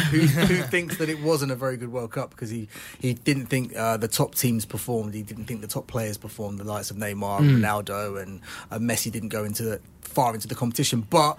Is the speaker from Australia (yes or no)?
no; England, United Kingdom; we're English